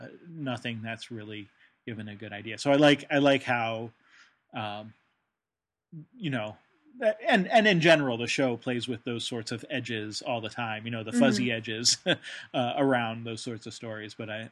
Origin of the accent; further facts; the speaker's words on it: United Kingdom; yes, I'm British, so I, you know, never said anything about it